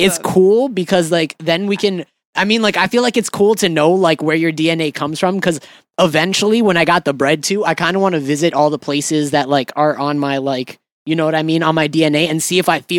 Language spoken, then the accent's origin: English; Atlanta, Georgia, United States; I'm from Atlanta.